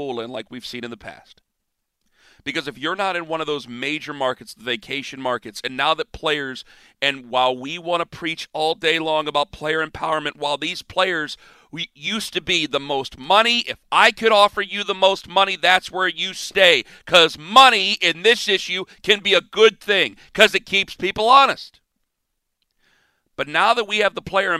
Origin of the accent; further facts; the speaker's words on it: Cleveland, Ohio, United States; I come from Cleveland